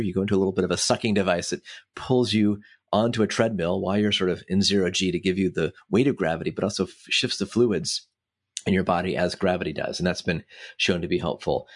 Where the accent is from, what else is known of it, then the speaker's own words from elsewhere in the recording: Washington, District of Columbia, United States; I grew up in the Washington, D C area